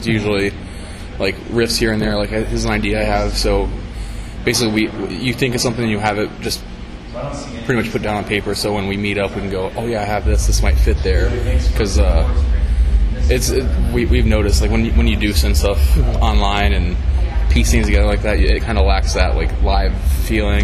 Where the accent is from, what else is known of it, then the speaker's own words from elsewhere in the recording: Columbus, Ohio, United States; I'm from Columbus, Ohio.